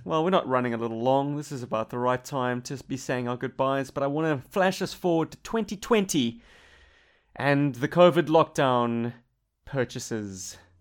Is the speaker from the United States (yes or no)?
no; Cape Town, Western Cape, South Africa; now in Australia; Bob and I come from Africa Light